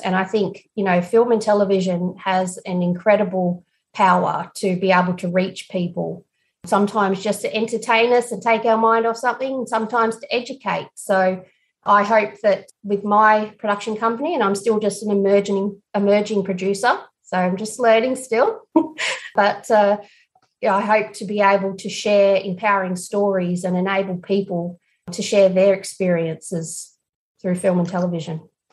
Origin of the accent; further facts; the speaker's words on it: Broken Hill, New South Wales, Australia; Broken Hill, where we were filming, which is my hometown